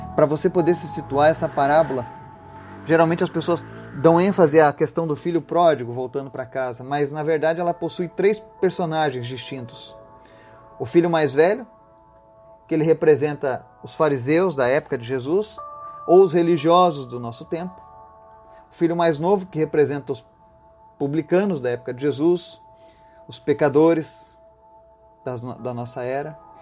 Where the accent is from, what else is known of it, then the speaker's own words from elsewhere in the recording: Brazil; nós que somos brasileiros